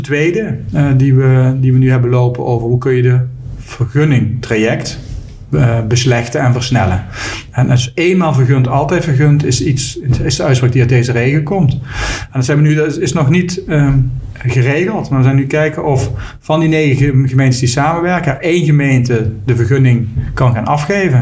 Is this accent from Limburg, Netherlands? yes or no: yes; Limburg, Netherlands; ik woon in Limburg. Geboren en getogen in Limburg